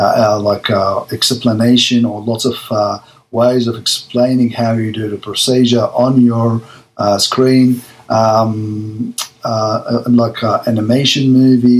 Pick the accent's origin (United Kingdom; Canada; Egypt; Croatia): Egypt; moved away as an adult; now in Melbourne, Australia; My background, I came from Egypt. In Egypt, I was a general surgeon and came to Australia like 1995